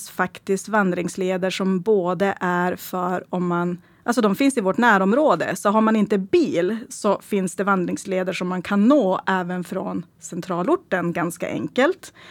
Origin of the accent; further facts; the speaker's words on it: Stackrönnan, Västerbotten County, Sweden; första som jag egentligen vill prata om det är egentligen från min hemby Stackrönnan. Eh, och Stackrönnan är ju bara ungefär 9 kilometer från Skellefteå centrum.